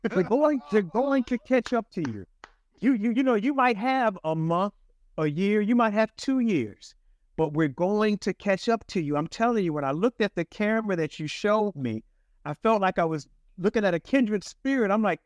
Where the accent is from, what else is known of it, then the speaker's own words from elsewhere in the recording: Chicago, Illinois, United States; I went back to Cook County. I'm from Chicago.